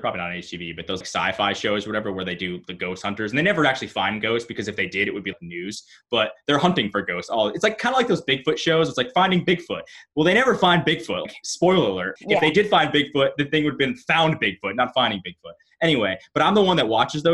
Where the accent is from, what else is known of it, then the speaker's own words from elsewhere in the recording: Southington, Connecticut, United States; It was in my hometown. It was near where I grew up